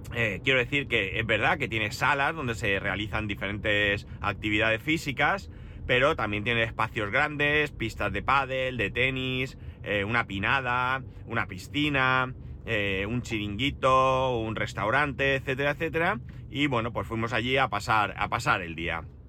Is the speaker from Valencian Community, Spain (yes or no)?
yes; Alicante area, Valencian Community, Spain; mi tierra